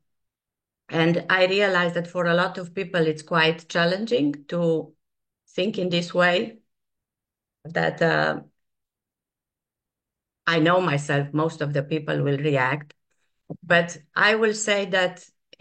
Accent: Transylvania, Romania; moved away; the place I was born. I was born in Transylvania

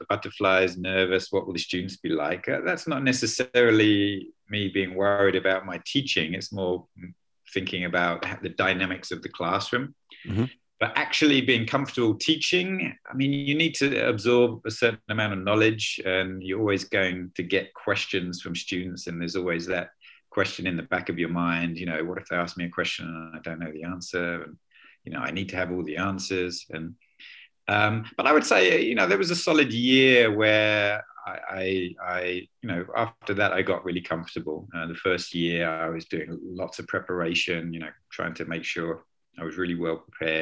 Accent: London, United Kingdom; moved away as an adult; also born or lived in Chiang Mai, Thailand; now in Leipzig, Germany; I'm originally from London in the UK.

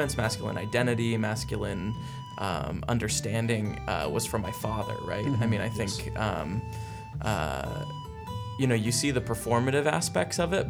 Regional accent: Northern California, United States; I grew up in Northern California

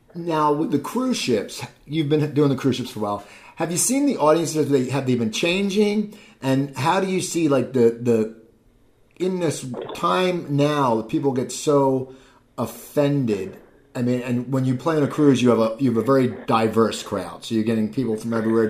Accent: Cherry Hill, New Jersey, United States; now in Los Angeles, United States; I grew up outside Philadelphia in a town called Cherry Hill, New Jersey

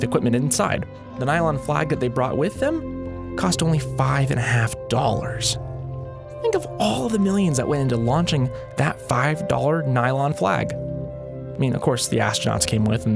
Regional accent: United States; I can speak as an American, as the American people

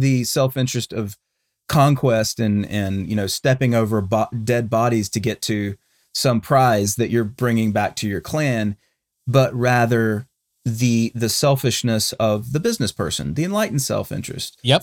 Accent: Charlotte, North Carolina, United States; now in Texas, United States; My hometown of Charlotte

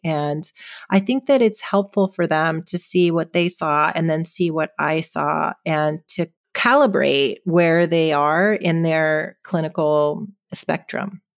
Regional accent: California, United States; also born or lived in Seattle, Washington / Boston, Massachusetts / San Francisco, California; now in San Luis Obispo, United States; I was born on the West Coast in Seattle and I grew up in California

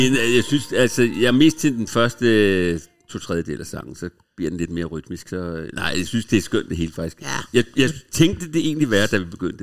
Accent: Copenhagen, Capital Region of Denmark, Denmark; moved away as an adult; also born or lived in Hamburg; jeg er fra Vesterbro, og boede på Vesterbros Torv, gik i skole på Frederiksberg, så hele min barndom gik jeg op igennem det nye teater

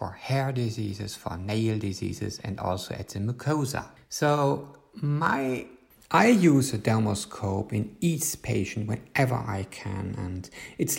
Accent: Germany; from Germany

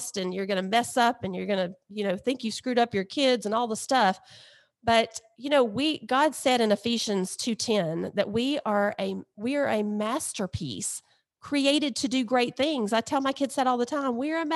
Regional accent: Alabama, United States; we're from Alabama and Mississippi

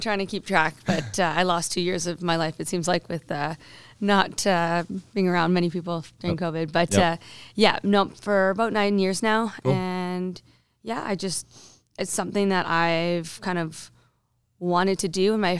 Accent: Alberta, Canada; also born or lived in British Columbia; I was born in BC and I was raised in Alberta. So what I do say to people is like, Alberta is my home. BC is my backyard.

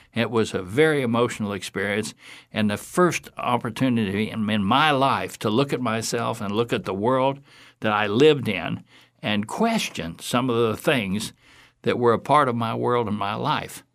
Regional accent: Fort Myers, Florida, United States; I was raised here in Fort Myers, born in Fort Myers, raised here

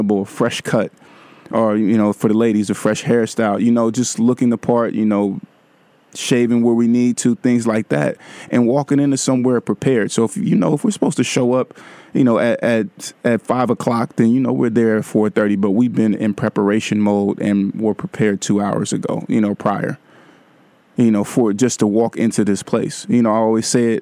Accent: Vallejo, California, United States; Vallejo. Hey, my hometown is in the house tonight

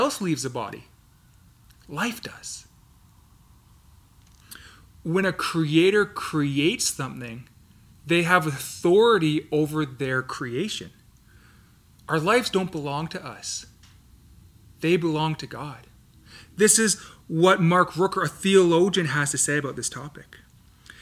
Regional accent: Canada; I was born in Canada

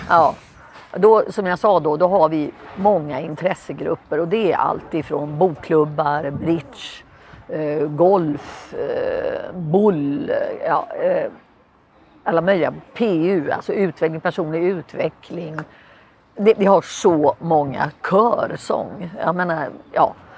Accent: Sweden; moved away as an adult; now in Lisbon, Portugal

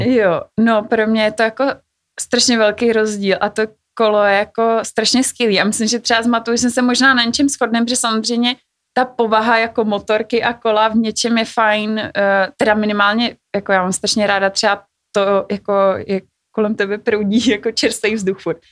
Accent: Czechia; jako Češi

